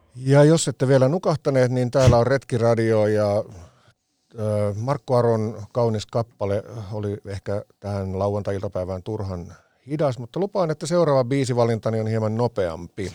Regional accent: Vantaa, Uusimaa, Finland; Helsingin maalaiskunta, se, mit, mitä tota, se oli silloin kun synnyin, eli koin vahvasti identiteettini Tikkurilaan

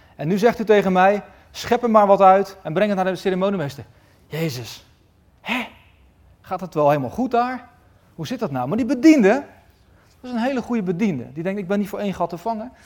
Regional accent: Westland, South Holland, Netherlands; In het Westland, waar ik vandaan kom

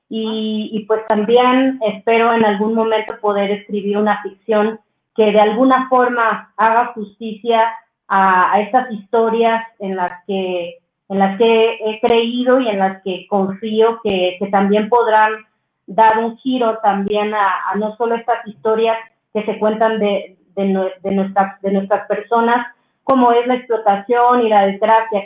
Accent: Miahuatlán, Oaxaca, Mexico; moved away as an adult; now in Mexico City, Mexico; somos de Miahuatlán, Oaxaca, eh, mi mamá es una activista nata del mercado, que lucha por derechos de las mujeres en el mercado de mi pueblo, que tiene una comunidad como muy, muy bella, que a mí me, pues me criaron todas esas mujeres

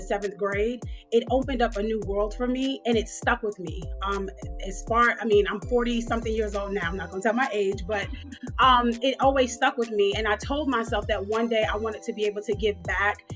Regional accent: New York City, New York, United States; now in Atlanta, United States; So I grew up in New York. I grew up in Queens, New York

